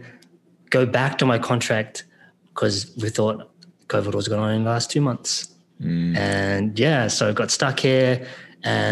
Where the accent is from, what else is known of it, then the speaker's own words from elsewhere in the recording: South Island, New Zealand; accent: between Australian and New Zealand; moved away as an adult; also born or lived in North Island, New Zealand / Sydney, Australia; now in San Juan del Sur, Nicaragua; I was born in the North Island, and then I was raised in the South Island. So both islands are my home.